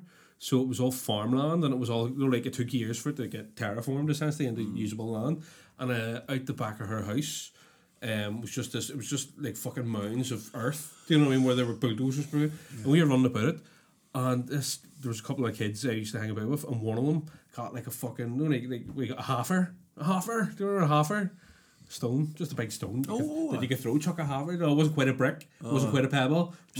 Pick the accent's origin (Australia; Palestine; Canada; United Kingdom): United Kingdom; Belfast, Northern Ireland; I can't help where I'm from. Do you know what I mean? I was born here and I was raised here.